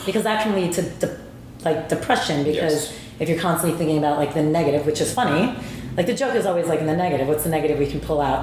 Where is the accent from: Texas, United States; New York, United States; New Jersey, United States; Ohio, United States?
New Jersey, United States; I'm from Jersey